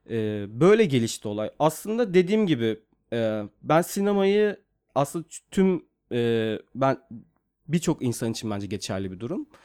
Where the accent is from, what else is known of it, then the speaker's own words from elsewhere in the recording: Mersin, Turkey; moved away as an adult; also born or lived in Yeşilhisar, Kayseri / İzmir; now in Istanbul, Turkey; Bir dönem işte 4 yaşına kadar Kayseri'nin Yeşilsay ilçesinde kaldıktan sonra sonra İzmir'e taşındık. İzmir'e taşındıktan sonra da e, orada ilkokulu okudum karşıya kadar. Ondan sonra Mersin'e taşındık. 94'te olması gerekiyor yanlış hatırlamıyorsam. Ee, tüm hayatım Mersin'de sahil kenarında geçti aslında.